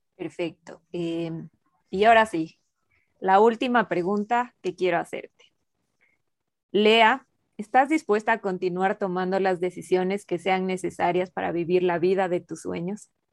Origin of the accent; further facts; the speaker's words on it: Quito, Pichincha, Ecuador; Yo soy de Ecuador, de Quito